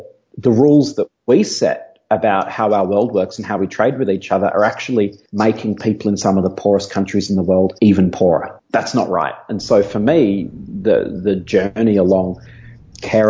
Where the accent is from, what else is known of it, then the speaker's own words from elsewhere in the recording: Melbourne, Victoria, Australia; moved away; I'm originally an Aussie. I grew up in Melbourne on the south coast of Australia